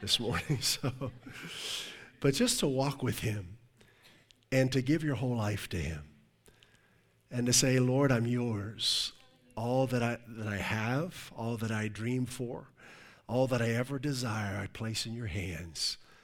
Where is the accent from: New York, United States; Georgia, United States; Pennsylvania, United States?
Pennsylvania, United States; Pittsburgh; moved away as an adult; also born or lived in Ohio / Virginia / Europe / Newport, Rhode Island; I'm originally from the Pittsburgh area